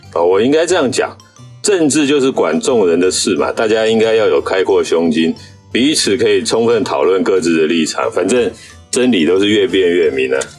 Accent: Taiwan; 那我们台湾人要花很多钱呢，去买他的武器啊。

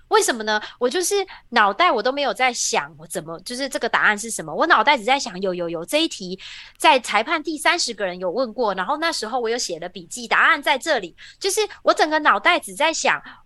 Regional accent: Taiwan; moved away as an adult; now in Silicon Valley, United States; 我其实出生在一个台湾很普通的家庭，我爸爸，呃，我妈妈是家庭主妇，然后爸爸在塑胶工厂工作

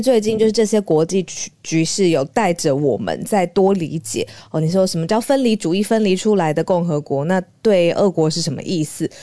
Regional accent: Taiwan; 作为台湾人

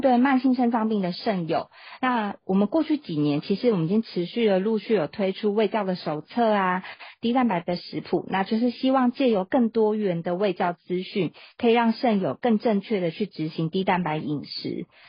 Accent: Taiwan; 按照我们台湾人口去做换算的话

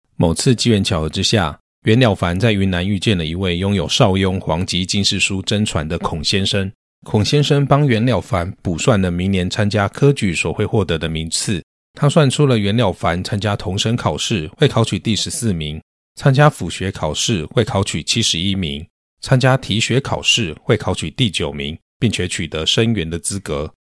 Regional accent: northern Taiwan, Taiwan; 我是北部人，曾经因为公司政策的缘故，被轮调到南部工作

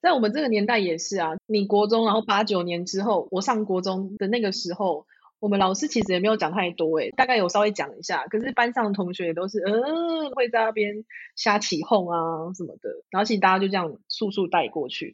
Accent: southern Taiwan, Taiwan; 我是在南部的校园成长

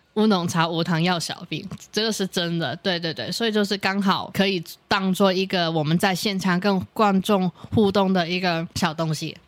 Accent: Hong Kong; moved away as an adult; now in Taiwan; 我是，呃，来自香港的一个女生

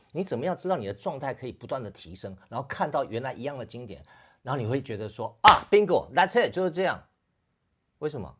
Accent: Taiwan; 我们台湾人

